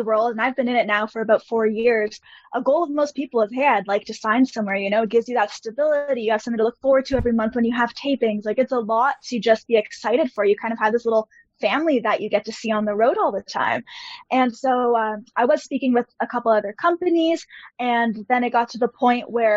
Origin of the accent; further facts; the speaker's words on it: Canada; being Canadian, I actually wasn't even allowed into the States